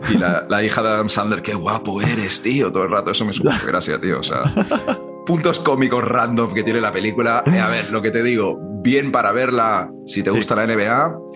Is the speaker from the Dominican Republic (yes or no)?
yes; Dominican Republic; soy dominicana también.